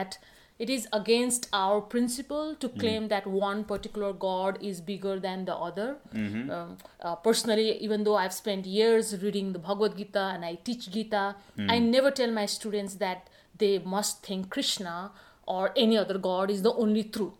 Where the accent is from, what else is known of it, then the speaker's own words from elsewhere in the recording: Kathmandu, Bagmati, Nepal; I grew up in Kathmandu, Nepal. Pashupati or Lord Shiva has a significant influence on my life.